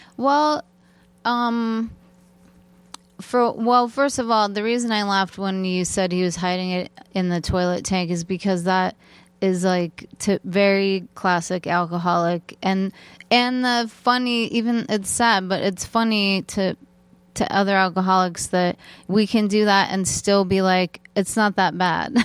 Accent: Torrance, California, United States; I grew up in Torrance, California

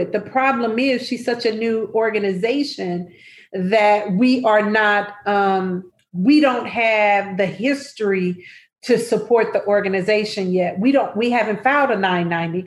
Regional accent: Nebraska, United States; now in Chicago, United States; I'm originally from Nebraska

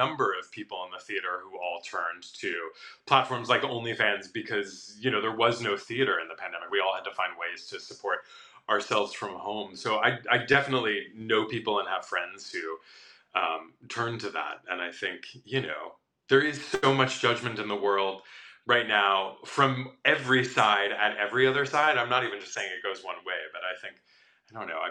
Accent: Midwest, United States; moved away; I grew up in a very conservative Midwestern town

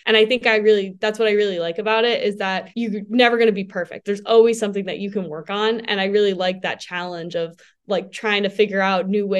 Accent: East Coast, United States; Because I mean, we're from the East Coast.

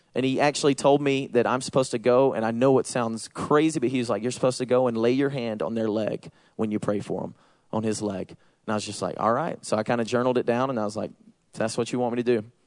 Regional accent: Georgia, United States; accent: Southern; I say y'all because I'm from Georgia. For those of you who don't know me, I have a Southern accent

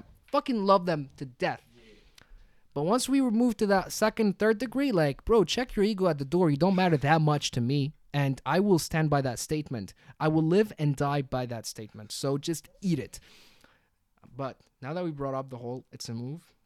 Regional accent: Tunisia; moved away; also born or lived in London / Abu Dhabi; I love my home country more than anything. I'm Tunisian.

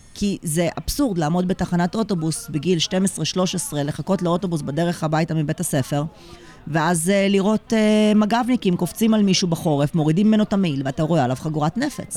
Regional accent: Jerusalem, Jerusalem District, Israel; אני גדלתי בירושלים בזמן האינתיפאדה השנייה

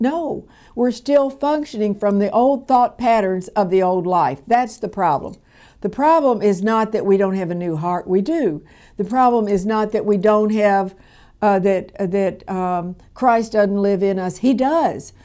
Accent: Louisville, Kentucky, United States; where I was born and raised in Louisville, Kentucky

